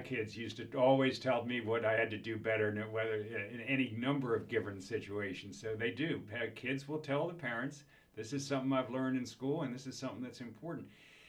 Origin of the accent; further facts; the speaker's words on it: Baltimore, Maryland, United States; growing up in Baltimore